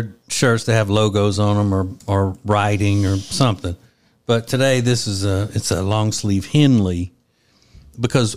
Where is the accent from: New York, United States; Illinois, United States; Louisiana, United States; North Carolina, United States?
Louisiana, United States; Winfield; in my hometown mm-hmm. of Winfield, Louisiana